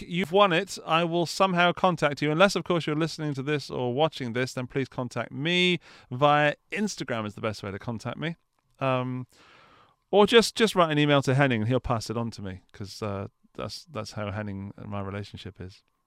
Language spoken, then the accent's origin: English; England, United Kingdom; I'm English